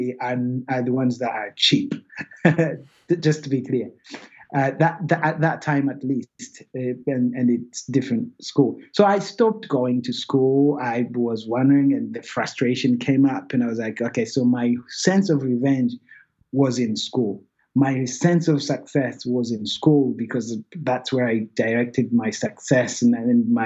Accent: Rwanda; born or raised there; moved away

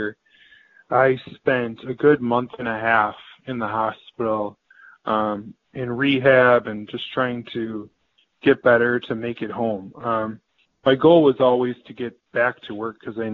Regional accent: Central Wisconsin, United States; I am from Central Wisconsin area

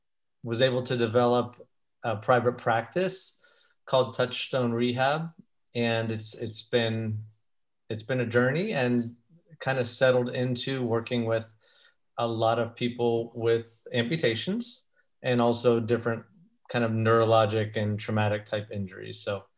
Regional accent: Pittsburgh, Pennsylvania, United States; moved away as an adult; also born or lived in California; now in Arizona, United States; I'm originally an East Coast boy. I was born in Pittsburgh, Pennsylvania.

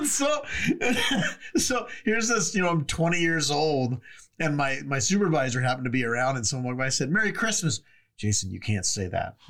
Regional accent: California, United States; moved away; because I'm from California

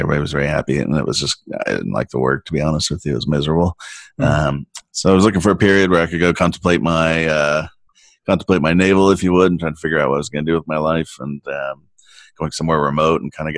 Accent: San Diego, California, United States; I grew up in San Diego

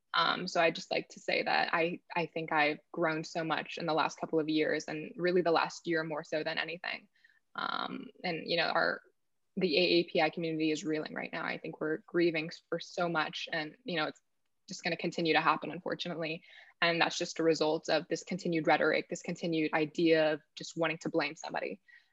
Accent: Texas, United States; I grew up in Texas. I grew up in a very white area.

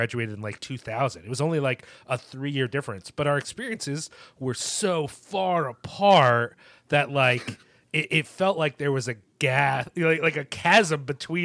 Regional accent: Collingswood, New Jersey, United States; Collingswood, New Jersey

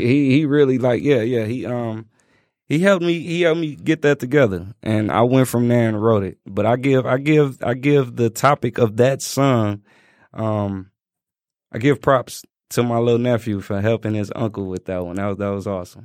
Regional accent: Chicago, Illinois, United States; growing up in Chicago.

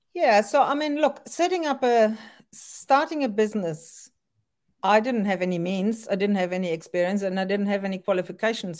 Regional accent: France; also born or lived in Germany; now in Auckland, New Zealand; I was born in Germany and grew up in France

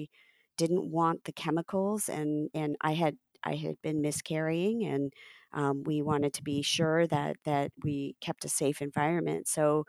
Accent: Cincinnati, Ohio, United States; also born or lived in New Jersey / Texas / Chicago / Portland; I'm American born. I was born in Cincinnati, Ohio. And I'm the daughter of immigrants from India. I grew up in Ohio, in Jersey, in Texas, and I've also lived in Chicago and Portland.

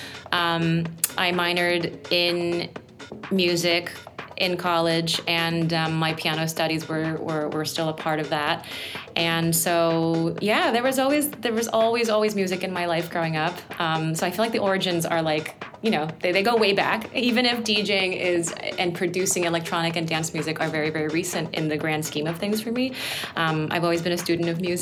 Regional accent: South Korea; moved away; growing up in Korea

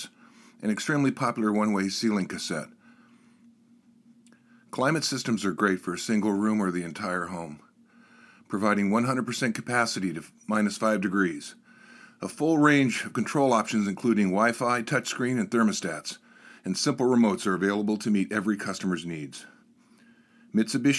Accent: Ohio, United States; now in Washington, United States; I was born in Ohio.

